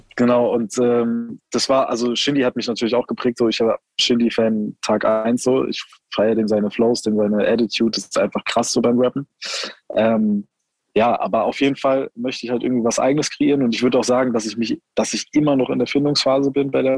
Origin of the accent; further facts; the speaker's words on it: Heidelberg, Baden-Württemberg, Germany; ich dann eben äh, 16 war, sind wir halt hier in die Nachtschicht bei uns in Heidelberg